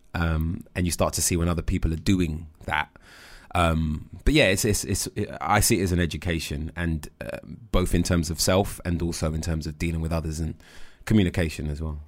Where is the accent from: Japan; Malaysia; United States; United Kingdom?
United Kingdom